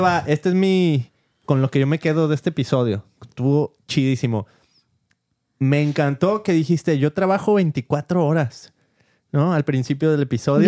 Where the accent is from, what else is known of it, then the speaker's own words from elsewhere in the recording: Mexico; crecí en México